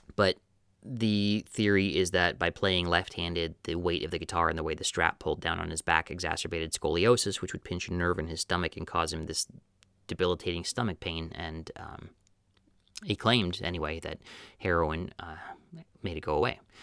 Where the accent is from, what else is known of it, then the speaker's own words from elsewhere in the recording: Wisconsin, United States; growing up in Wisconsin, where I didn't want to be in the small town